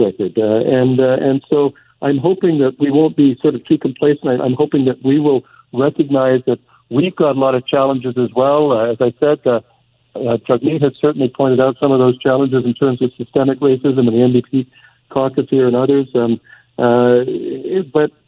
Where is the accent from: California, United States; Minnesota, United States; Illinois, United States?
Minnesota, United States; Minneapolis; now in Canada; I was born in Hennepin County, Mike, which is actually where Floyd was killed.